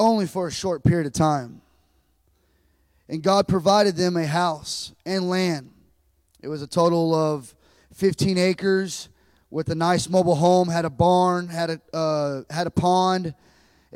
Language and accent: English; Lockhart, Texas, United States; also born or lived in Austin, Texas; I was born in Austin, Texas, and I lived all my life in a little town called Lockhart, Texas.